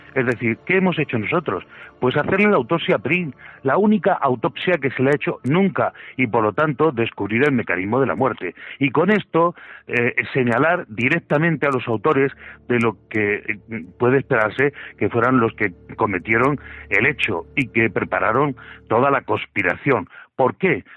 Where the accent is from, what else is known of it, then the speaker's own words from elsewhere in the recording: Region of Murcia, Spain; yo soy un murciano de dinamita